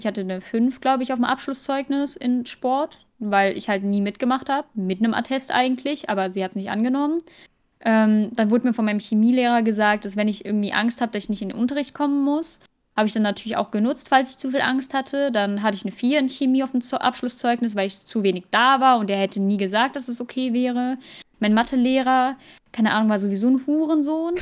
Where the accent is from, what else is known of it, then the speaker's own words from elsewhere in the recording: Germany; als Deutsche